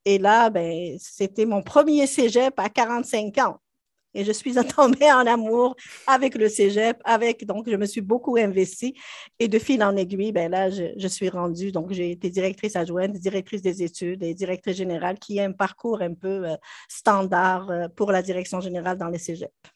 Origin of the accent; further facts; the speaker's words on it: Algeria; moved away as an adult; also born or lived in France; now in Quebec, Canada; J'avais déjà enseigné autant dans mon pays d'origine, en Algérie euh, qu'en France